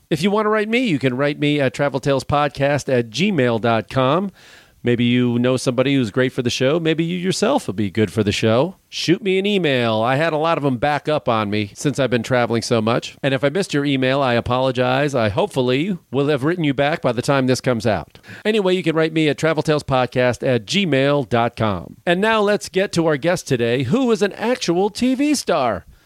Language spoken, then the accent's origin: English; Illinois, United States; I'm from Illinois